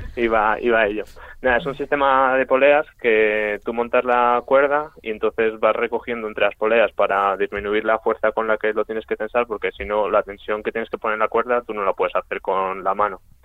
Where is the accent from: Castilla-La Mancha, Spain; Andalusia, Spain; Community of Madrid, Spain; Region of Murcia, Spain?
Community of Madrid, Spain; Madrid; yo soy de Madrid